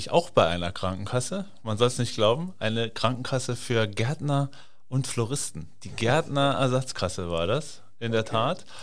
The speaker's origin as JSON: {"language": "German", "region": "Saarland", "country": "Germany", "tie": "born or raised there", "lives_now": "Hamburg, Germany", "said": "bin gebürtiger Saarländer und äh, bin verheiratet, eine Tochter, eine Stieftochter und ja, lebe jetzt seit neun Jahren hier in Hamburg"}